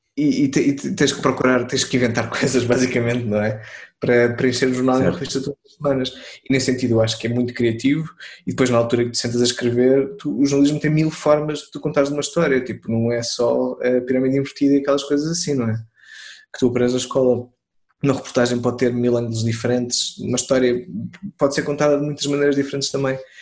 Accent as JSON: {"language": "Portuguese", "town": "Torres Vedras", "region": "Lisbon", "country": "Portugal", "tie": "born or raised there", "moved": "yes", "lives_now": "Lisbon, Portugal", "said": "eu não cresci em Lisboa, eu cresci em eu sou Torres Vedras, andei lá na escola"}